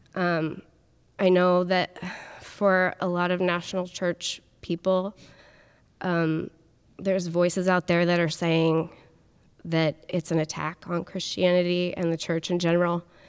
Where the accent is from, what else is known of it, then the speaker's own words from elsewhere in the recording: Portland, Oregon, United States; I grew up in the Portland area in K N B